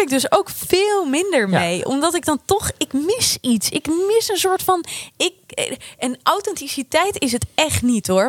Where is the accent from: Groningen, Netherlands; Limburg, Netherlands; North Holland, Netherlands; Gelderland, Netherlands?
Gelderland, Netherlands; Apeldoorn; ik kom uit Apeldoorn